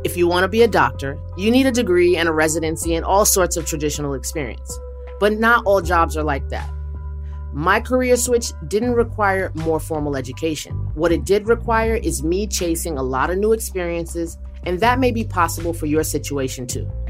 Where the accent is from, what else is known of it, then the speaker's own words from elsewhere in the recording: New York City, New York, United States; now in Dallas, United States; I may live in Dallas, but all the hard wiring was done in Queens. I'm a New Yorker at heart